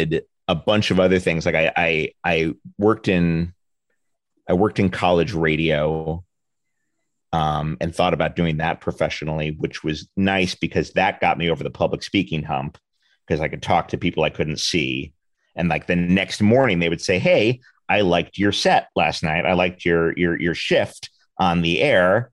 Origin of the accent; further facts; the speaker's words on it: New York City, New York, United States; now in Los Angeles, United States; I grew up in Manhattan. I grew up in the West 40s of Manhattan, which is the theater district